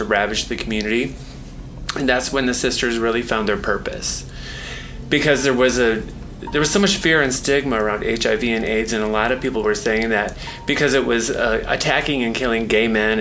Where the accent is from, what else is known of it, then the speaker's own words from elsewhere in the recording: Grand Rapids, Michigan, United States; moved away as an adult; now in San Francisco, United States; my hometown of Grand Rapids, Michigan